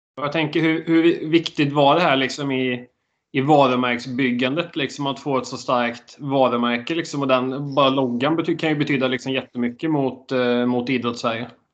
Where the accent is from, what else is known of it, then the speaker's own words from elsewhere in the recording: Dalsjöfors, Västra Götaland, Sweden; moved away as an adult; Jag har inte bott i Dalsjöfors som är min hemby på åtta år